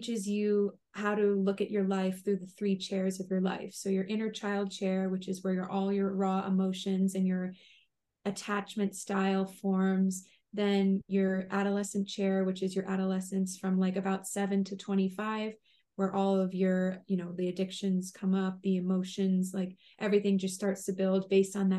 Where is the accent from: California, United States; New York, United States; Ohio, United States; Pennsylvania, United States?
New York, United States; Long Island; also born or lived in Rhode Island; now in Connecticut, United States; I grew up on Long Island in New York